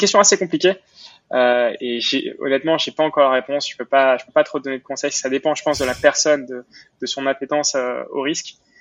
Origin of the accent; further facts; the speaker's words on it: Montreal, Quebec, Canada; also born or lived in Paris, France; j'ai déménagé à Montréal quand j'avais quand j'avais 8 ans, euh, donc Montréal au Canada